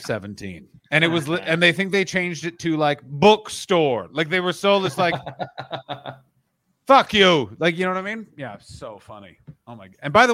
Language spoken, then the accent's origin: English; Ottawa, Ontario, Canada; my hometown of Ottawa